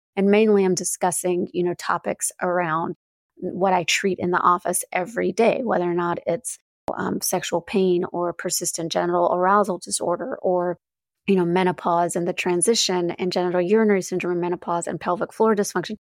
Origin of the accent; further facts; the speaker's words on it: North Carolina, United States; now in Chicago, United States; I grew up in the South, in North Carolina.